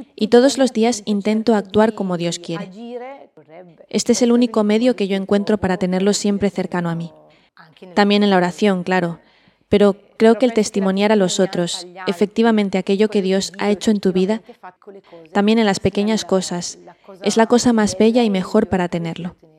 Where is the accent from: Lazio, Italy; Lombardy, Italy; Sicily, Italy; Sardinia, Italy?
Lombardy, Italy; Lumezzane; soy de Lumezzani